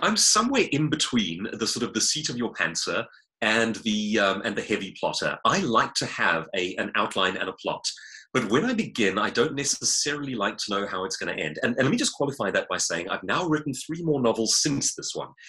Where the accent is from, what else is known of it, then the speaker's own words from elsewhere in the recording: Johannesburg, Gauteng, South Africa; grew up like myself in Johannesburg